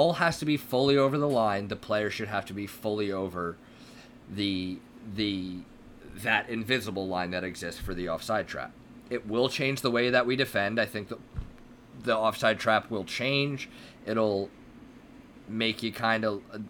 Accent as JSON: {"language": "English", "country": "United States", "said": "we're two American guys"}